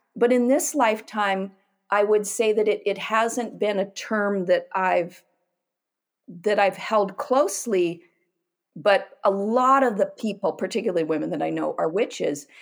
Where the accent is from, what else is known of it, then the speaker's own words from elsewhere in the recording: Pacific Northwest, United States; I grew up in the Pacific Northwest